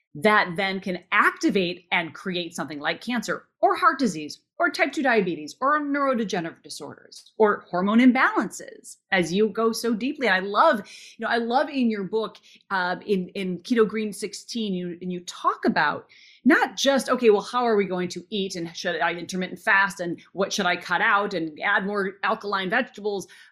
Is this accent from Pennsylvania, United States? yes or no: no; Minnesota, United States; I grew up in Minnesota